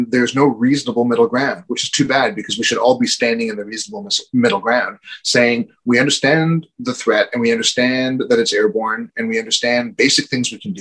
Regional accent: Canada; as a Canadian

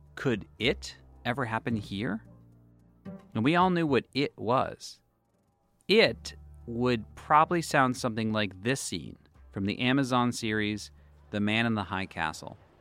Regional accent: Boston, Massachusetts, United States; now in New York, United States; I'm Jewish, and I grew up in Boston.

